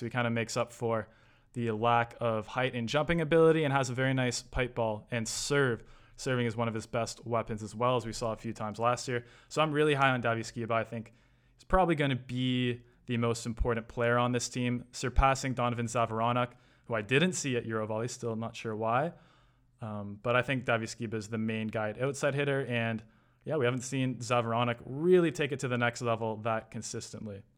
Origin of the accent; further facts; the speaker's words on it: Toronto, Ontario, Canada; my, my hometown, Toronto